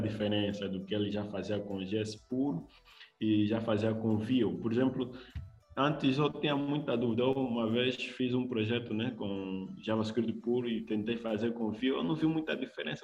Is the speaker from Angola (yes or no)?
yes; Luanda, Luanda Province, Angola; sou de Luanda, é, Angola